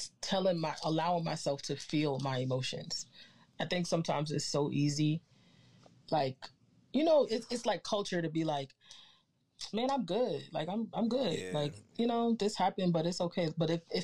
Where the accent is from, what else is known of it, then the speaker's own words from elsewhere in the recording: Jersey City, New Jersey, United States; also born or lived in Trinidad and Tobago; I'm definitely a Jersey girl